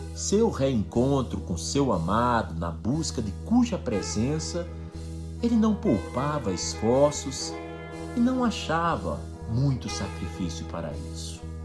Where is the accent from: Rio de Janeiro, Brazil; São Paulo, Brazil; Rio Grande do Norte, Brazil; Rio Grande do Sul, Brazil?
Rio Grande do Norte, Brazil; Natal, é, a capital do estado onde eu nasci, fica no nordeste